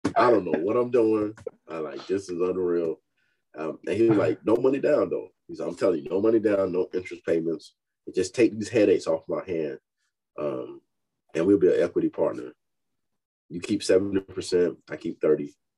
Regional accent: Fayetteville, North Carolina, United States; moved away as an adult; now in Texas, United States; I'm from Fayetteville, North Carolina, uh, born and raised

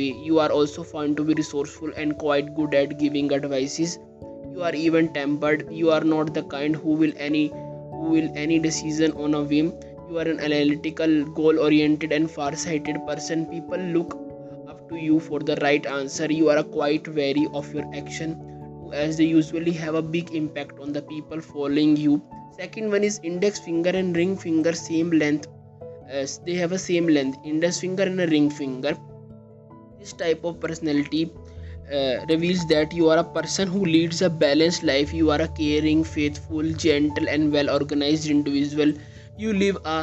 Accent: India; I am from India

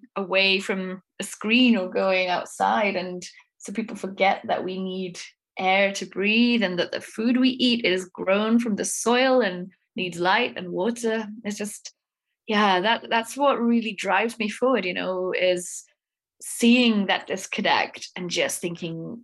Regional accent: Wales, United Kingdom; now in Prague, Czech Republic; I am from Wales, although I live in Prague in the Czech Republic at the moment

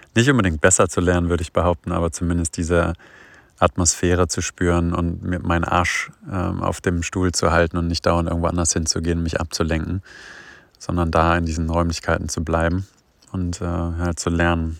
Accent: towards Göttingen, Hannover, Lower Saxony, Germany; ich komme ja so aus dem Norden, so Richtung Göttingen, Hannover

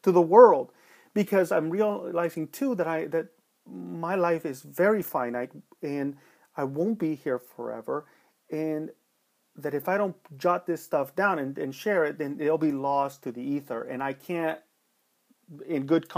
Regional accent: Los Angeles, California, United States; Growing up in East LA in the 80s, where there was a lot of shit going on and people weren't happy in Los Angeles

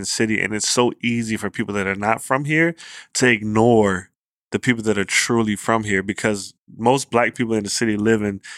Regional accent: Virginia, United States; I ain't grew up in D.C. I grew up in Virginia.

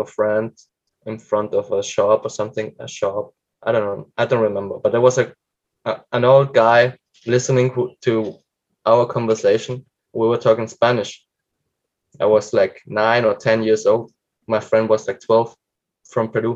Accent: Fellbach, Baden-Württemberg, Germany; English is a second language; also born or lived in Argentina; now in Barcelona, Spain; I was lucky to grow up in Germany

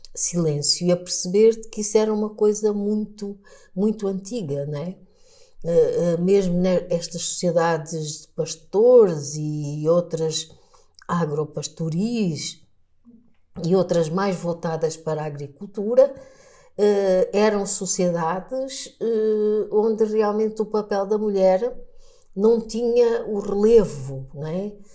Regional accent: Lubango, Huíla, Angola; first language Portuguese; moved away as an adult; also born or lived in Luanda; now in Portugal; eu nasci numa região do sul de Angola

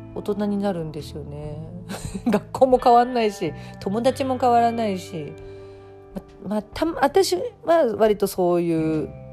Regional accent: Tokyo, Japan; 私江戸っ子で両親も東京の人

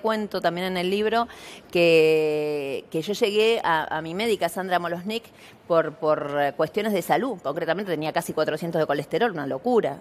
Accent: Buenos Aires, Argentina; now in Pilar, Argentina; yo hoy vivo en un barrio privado en Pilar, pero nací en Villa Soldati

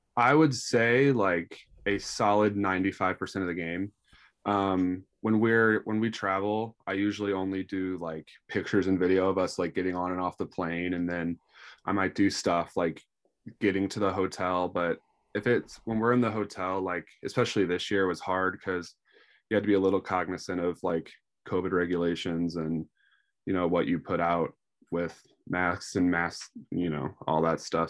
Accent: St. Louis, Missouri, United States; born and raised in Saint Louis

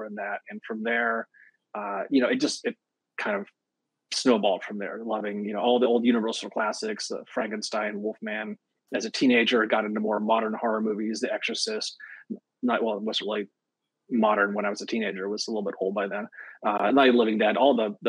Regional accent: San Francisco Bay Area, Northern California, United States; I'm an author from Northern California in the San Francisco Bay Area region

